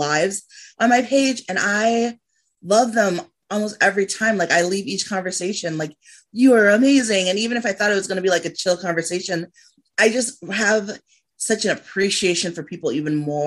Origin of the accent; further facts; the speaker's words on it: Liberia; moved away; I came from Liberia. I left because of the war.